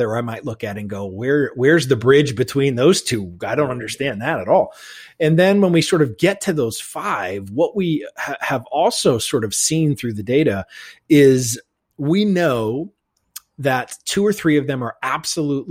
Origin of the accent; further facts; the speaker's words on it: New England, United States; growing up in New England